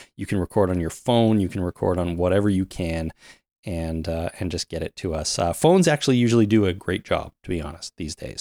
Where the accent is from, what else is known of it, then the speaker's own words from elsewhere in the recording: Canada; I'm Canadian